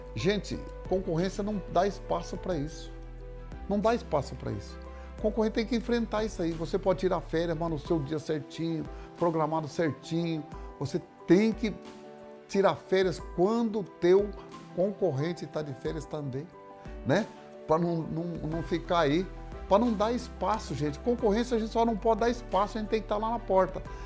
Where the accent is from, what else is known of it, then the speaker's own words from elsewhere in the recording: Mato Grosso do Sul, Brazil; lá na minha cidade, no Mato Grosso do Sul